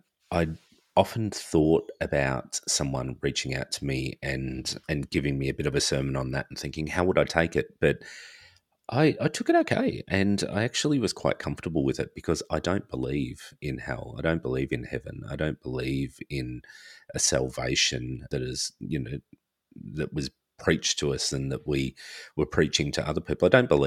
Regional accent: Australia; also born or lived in far north Queensland; being a child growing up in Australia, always out in the sun, and also lived in far north Queensland for 11 years.

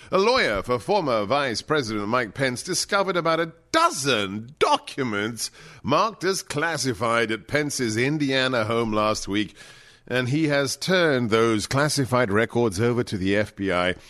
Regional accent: England, United Kingdom; moved away; I may have been growing up in England

